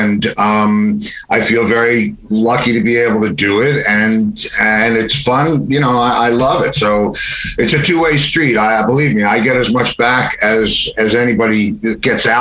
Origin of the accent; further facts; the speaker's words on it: White Plains, New York, United States; moved away as an adult; now in Florida, United States; In White Plains, New York, in a garden apartment